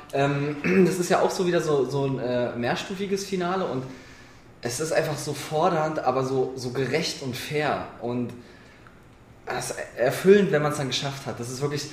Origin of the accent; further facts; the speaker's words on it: Berlin, Germany; Ich bin Berliner. Ich bin hier geboren, groß geworden